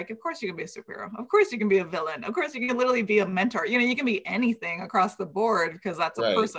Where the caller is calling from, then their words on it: Los Angeles, California, United States; Oh, I'm coming in from Los Angeles, from East LA.